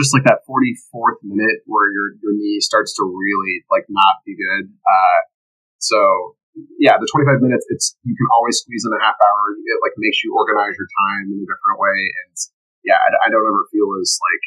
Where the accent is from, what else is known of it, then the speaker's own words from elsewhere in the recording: Pekin, Illinois, United States; My hometown's Pekin